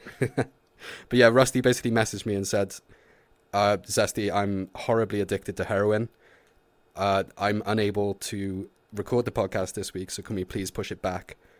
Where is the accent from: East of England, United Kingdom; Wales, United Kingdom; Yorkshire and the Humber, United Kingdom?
Wales, United Kingdom; I'm Welsh.